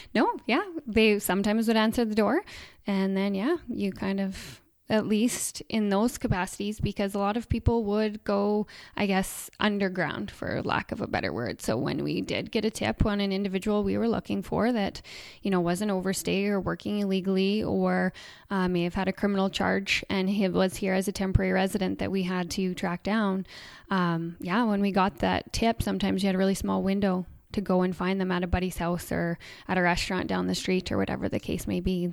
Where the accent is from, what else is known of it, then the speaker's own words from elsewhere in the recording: Coutts, Alberta, Canada; moved away; I grew up in Coots